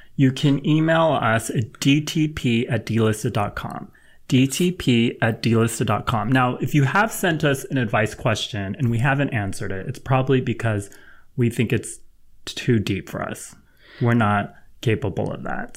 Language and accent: English; Los Angeles, California, United States; I'm from L